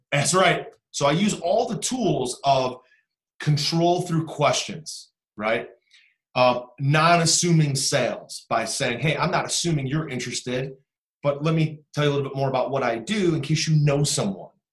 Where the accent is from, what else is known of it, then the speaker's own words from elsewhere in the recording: Cleveland, Ohio, United States; I'm from Cleveland